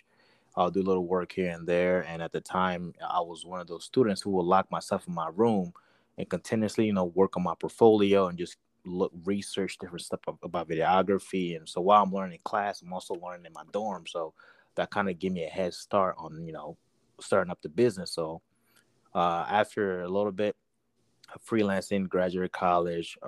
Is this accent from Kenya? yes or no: no; Togo; now in United States; I'm originally from Togo, West Africa